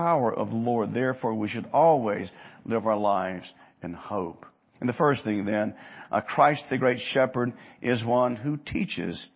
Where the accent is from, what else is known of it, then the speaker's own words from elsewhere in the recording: Hattiesburg, Mississippi, United States; Growing up in Mississippi, in Hattiesburg